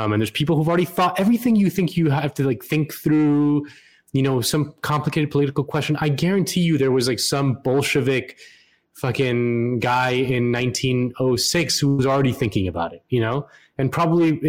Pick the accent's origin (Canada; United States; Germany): United States; Florida; my home state of Florida